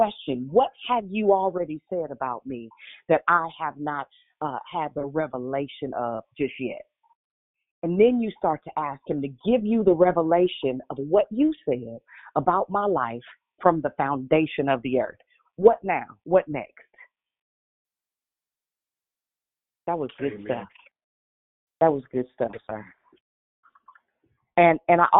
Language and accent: English; Richmond, United States; I'm from Richmond